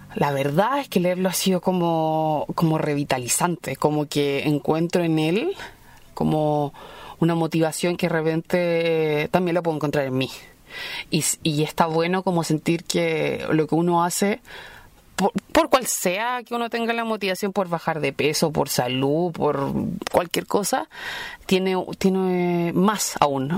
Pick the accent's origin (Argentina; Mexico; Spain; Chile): Chile; soy periodista chilena, vivo en Santiago